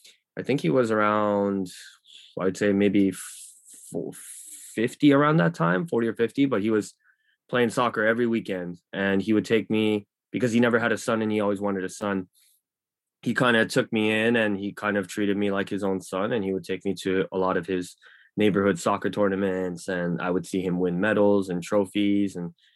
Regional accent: Los Angeles, California, United States; born there; I mean, I was born in LA, so I was born in Koreatown, and then I eventually made my way back into Koreatown.

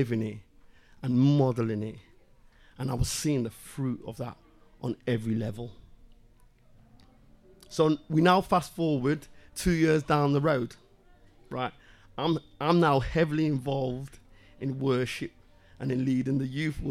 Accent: Liverpool, North West England, United Kingdom; moved away; also born or lived in Sussex; I was brought up in Liverpool with them

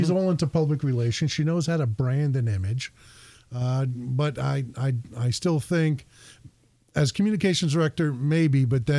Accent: New Jersey, United States; moved away; I'm from Jersey.

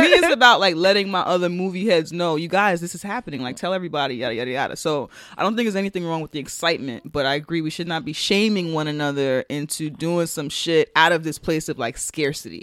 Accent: United States; as an American outsider

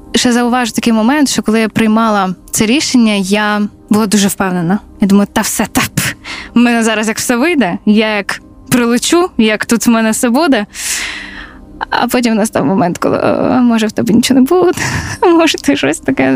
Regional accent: Zaporizhzhia, Zaporizhzhia Oblast, Ukraine; moved away as an adult; also born or lived in Lviv; я з Запоріжжя

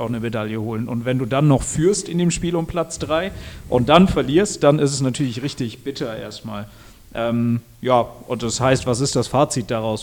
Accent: Switzerland; moved away as an adult; now in Germany; ich bin in der Schweiz aufgewachsen

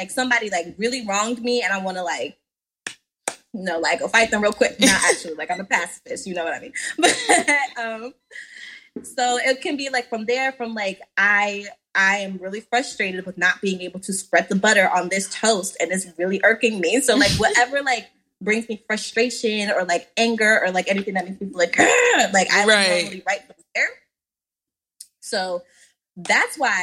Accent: Washington, District of Columbia, United States; I am currently residing in, and I am also from, born and bred from Washington, D.C.

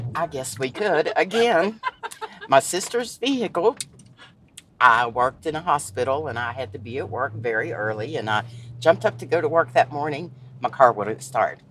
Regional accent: Shady Spring, West Virginia, United States; also born or lived in Charleston, West Virginia / New York / Sophia, West Virginia; I was raised here in Shady Spring mainly. I was born in Charleston, West Virginia and spent most of my life in Shady Spring.

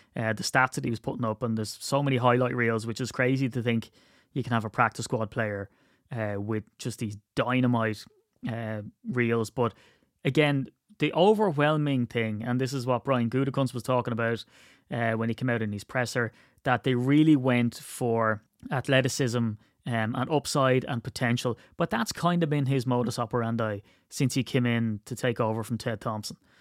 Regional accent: County Wicklow, Leinster, Ireland

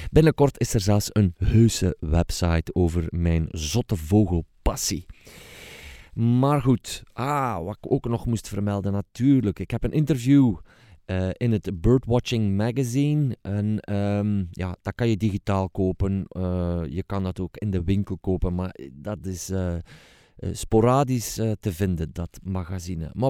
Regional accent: Hilversum, North Holland, Netherlands; wij komen dus uit Hilversum

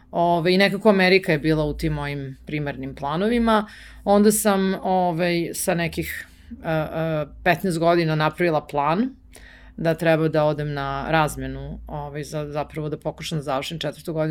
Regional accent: Belgrade, Serbia; Beograd moj grad i zato što sam tu odrasla

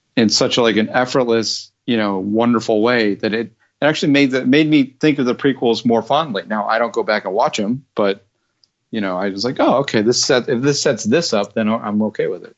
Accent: outside Chicago, Illinois, United States; I grew up outside Chicago

